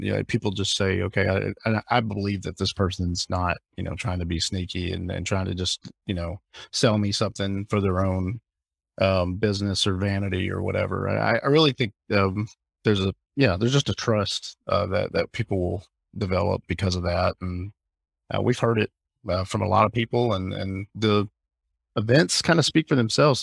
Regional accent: Alabama, United States; moved away as an adult; also born or lived in Hawaii / Orlando; now in Fort Lauderdale, United States; I grew up in Alabama, I grew up in the South

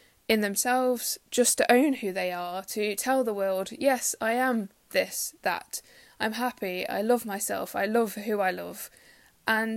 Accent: Derby, East Midlands, United Kingdom; I'm 24 and I'm from Derby in the UK

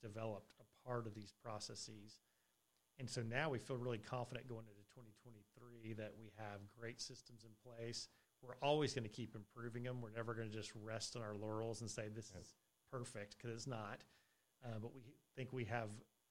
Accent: Colorado, United States; moved away; I was originally from Colorado

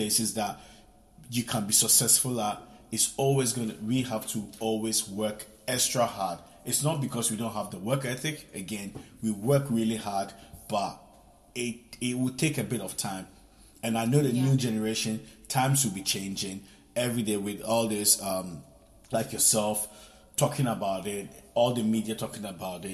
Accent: Italy; moved away as an adult; also born or lived in Ghana; now in England; what I experienced as a child growing up in Italy

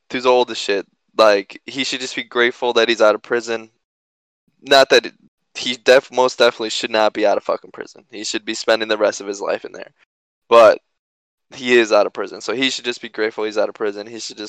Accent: Knoxville, Tennessee, United States; born there; also born or lived in Illinois; So, like I said … I was born in Knoxville, Tennessee, and shortly after we moved to Illinois. And then we moved around a lot as a kid.

